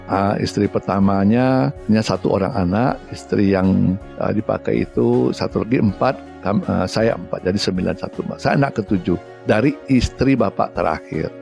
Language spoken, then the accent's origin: Indonesian; Batusangkar, West Sumatra, Indonesia; moved away; Saya orang kampung ya, orang Hah? kampung, orang Batu Sangkar. Saya eh, lahir di Batu Sangkar di tepatnya di Padang Gantiang. Padang Gantiang itu Kabupaten Tanah Datar